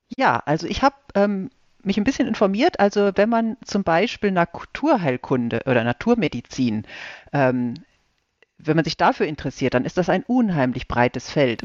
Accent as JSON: {"language": "German", "area": "Ostwestfalen-Lippe", "region": "North Rhine-Westphalia", "country": "Germany", "tie": "born or raised there", "also_born_or_lived": "Regensburg", "moved": "as an adult", "lives_now": "Heidelberg, Germany", "said": "Ich komme aus Ostwestfalen-Lippe gebürtig"}